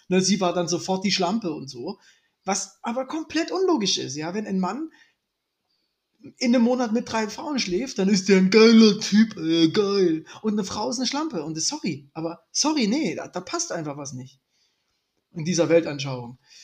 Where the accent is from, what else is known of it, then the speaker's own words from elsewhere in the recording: East Germany, Germany; ich bin ja ein richtiger Ossi, ich wurde niemals getauft